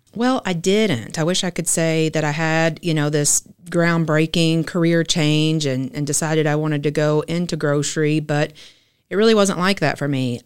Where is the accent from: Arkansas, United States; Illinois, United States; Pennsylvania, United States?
Arkansas, United States; Fort Smith; also born or lived in Rogers, Arkansas; I'm originally from Fort Smith, Arkansas, just an hour south of here.